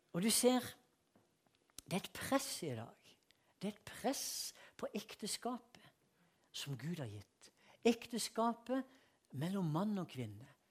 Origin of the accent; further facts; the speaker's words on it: Sørlandet, Norway; moved away; also born or lived in Vennesla / Philadelphia; jeg er fra Sørlandet